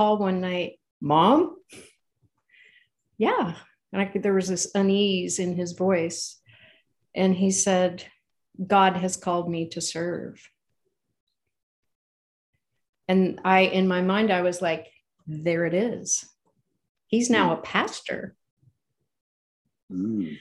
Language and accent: English; California, United States; We're from California.